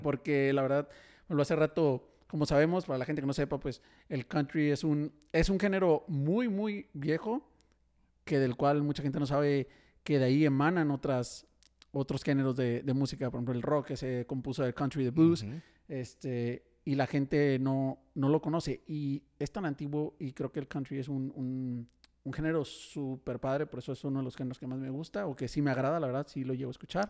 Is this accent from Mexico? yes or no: yes; Tijuana, Baja California, Mexico; now in Monterrey, Mexico; yo soy de Tijuana